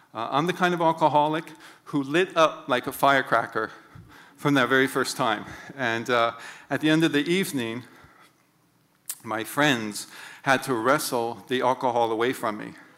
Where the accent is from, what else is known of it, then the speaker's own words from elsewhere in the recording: Honolulu, Hawaii, United States; I grew up in Honolulu as a fifth of six kids